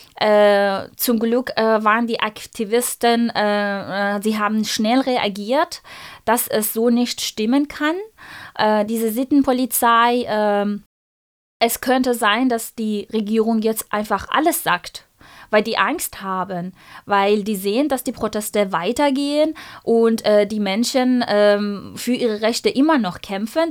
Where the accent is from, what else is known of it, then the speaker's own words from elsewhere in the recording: Iran; German is a second language; now in Freiburg, Germany; stamme ich aus dem Iran, meine ganze Familie, meine ganze Verwandtschaft und Freunde leben dort